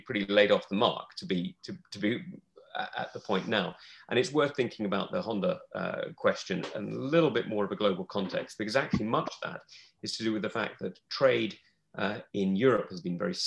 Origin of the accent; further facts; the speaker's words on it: England, United Kingdom; somebody who's as English as I am, you know, my great grandmother is from Limerick in the west coast of Ireland.